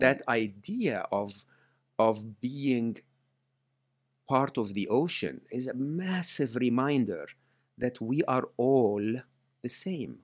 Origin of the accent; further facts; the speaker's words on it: Egypt; I grew up in Egypt